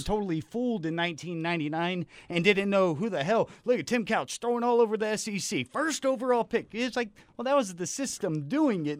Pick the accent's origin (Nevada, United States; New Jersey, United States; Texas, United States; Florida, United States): Texas, United States; Austin; I'm from Austin.